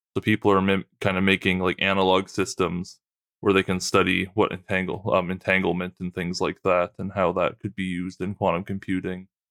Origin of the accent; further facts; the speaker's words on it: Trenton, Nova Scotia, Canada; where I grew up in Trenton, Nova Scotia